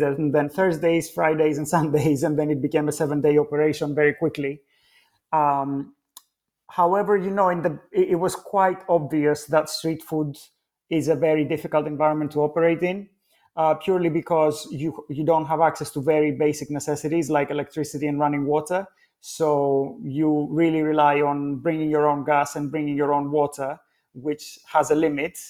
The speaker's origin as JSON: {"language": "English", "town": "Athens", "region": "Attica", "country": "Greece", "tie": "born or raised there", "moved": "yes", "lives_now": "London, United Kingdom", "said": "being born and brought up in Athens"}